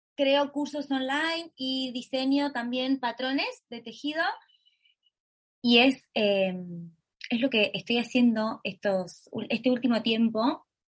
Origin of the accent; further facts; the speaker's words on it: Totoras, Santa Fe, Argentina; Y soy de Argentina, vivo en un pueblo, un pueblito de Argentina que lo llamamos graciosamente en redes sociales Totolandia, pero en realidad se llama Totoras